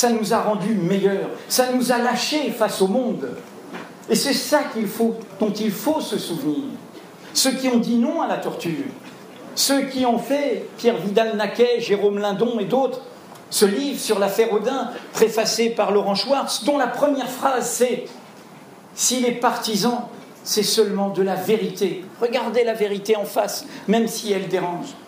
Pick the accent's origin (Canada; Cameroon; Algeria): Algeria; moved away as an adult; also born or lived in Martinique; now in France; j'ai grandi à la Martinique, j'ai grandi en Algérie et je suis arrivé en France, j'avais 18 ans dans l'Algérie indépendante